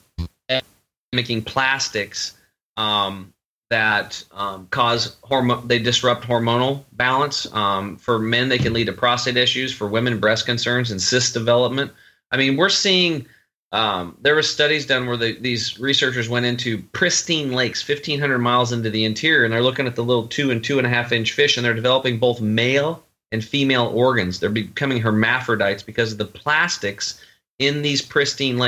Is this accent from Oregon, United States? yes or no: yes; Eastern Oregon, United States; I grew up over in Eastern Oregon on a cattle and hay farm, hunting and fishing